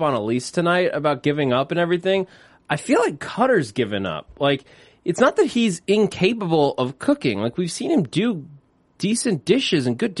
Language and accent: English; New York, United States; I grew up in New York, pizza capital of the world.